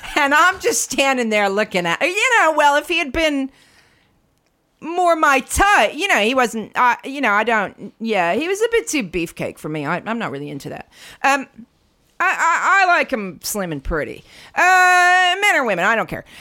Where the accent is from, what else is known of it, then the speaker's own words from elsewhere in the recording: United States; now in London, United Kingdom; I'm from the states